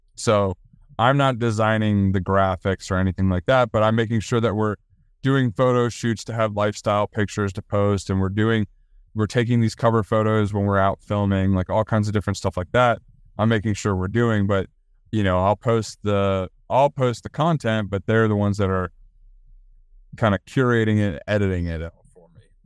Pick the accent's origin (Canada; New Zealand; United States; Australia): United States; Maryland; moved away as an adult; also born or lived in Virginia; now in Charlotte, United States; I'm from Maryland, and my brother lives up near Maryland. My dad still lives in Maryland.